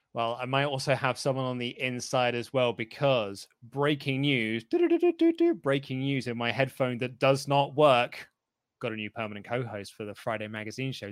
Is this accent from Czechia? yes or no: no; United Kingdom; as a Brit